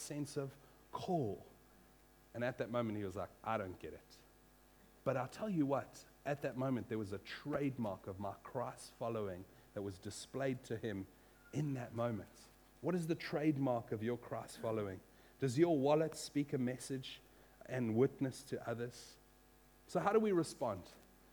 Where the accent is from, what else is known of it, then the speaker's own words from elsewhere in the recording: Western Cape, South Africa; also born or lived in United States; I grew up in South Africa, and I'd moved from America when I was 10 into a small Afrikaans farming village, grape farming area in the Boerlands of the Cape.